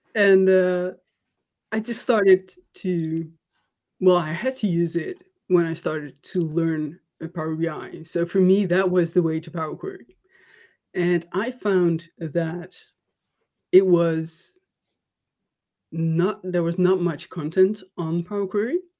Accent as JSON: {"language": "English", "country": "Netherlands", "said": "I'm from the Netherlands"}